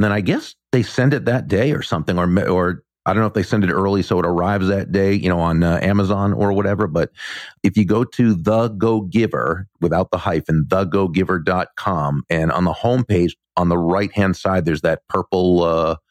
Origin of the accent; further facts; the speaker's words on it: Massachusetts, United States; now in Florida, United States; Growing up in Massachusetts, I knew many people from Puerto Rico